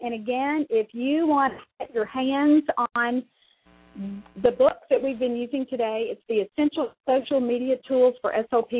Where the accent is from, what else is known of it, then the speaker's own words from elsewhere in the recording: Mississippi, United States; I'm from Mississippi